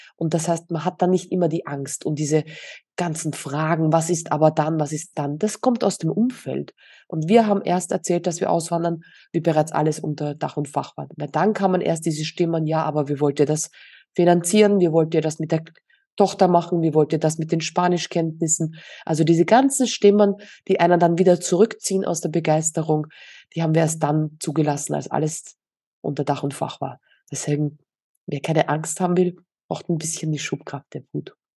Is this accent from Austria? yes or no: yes; Austria; moved away as an adult; now in Mallorca, Spain; Ja, tatsächlich sind wir aus Österreich